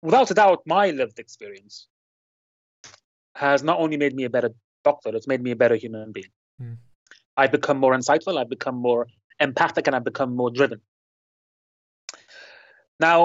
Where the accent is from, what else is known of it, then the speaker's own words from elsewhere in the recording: Lebanon; now in United Kingdom; my hometown in Lebanon